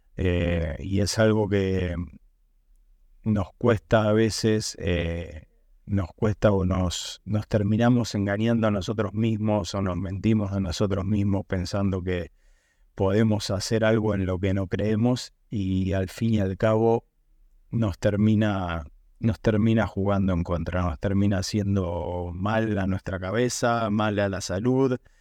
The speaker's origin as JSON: {"language": "Spanish", "country": "Argentina", "moved": "yes", "said": "yo soy de Argentina"}